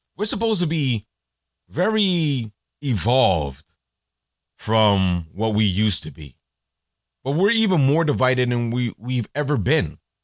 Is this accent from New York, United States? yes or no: no; Elizabeth, New Jersey, United States; growing up in Elizabeth, growing up in Jersey